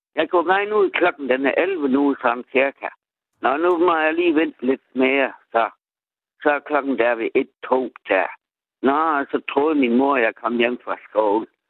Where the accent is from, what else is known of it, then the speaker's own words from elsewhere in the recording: Haderslev, Southern Denmark, Denmark; jeg er jo vaskægte fra Haslet, og jeg er født i Haslet